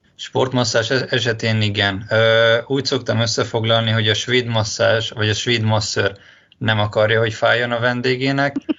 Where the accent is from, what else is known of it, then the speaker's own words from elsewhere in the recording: Hungary; now in Budapest, Hungary; én vidéki vagyok